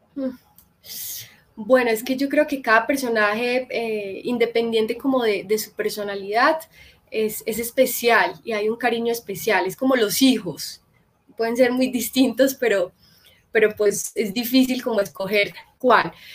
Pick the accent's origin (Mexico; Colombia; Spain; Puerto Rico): Colombia; Medellín, Antioquia; moved away as an adult; now in Bogotá, Colombia; de Medellín, nací en un carro y mi familia, la mayoría están allá